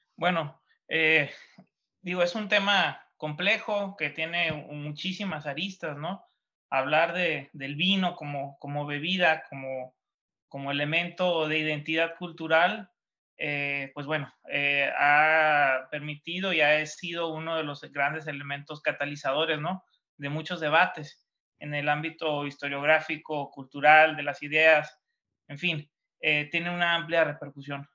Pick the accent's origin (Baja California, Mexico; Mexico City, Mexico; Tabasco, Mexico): Baja California, Mexico; Ensenada; born or raised there